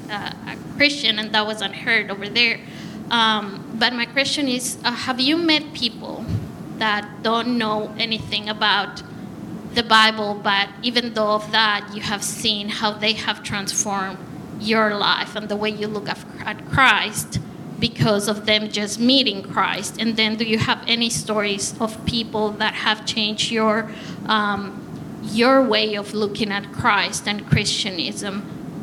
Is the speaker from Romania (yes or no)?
no; Ecuador; moved away; I'm from Ecuador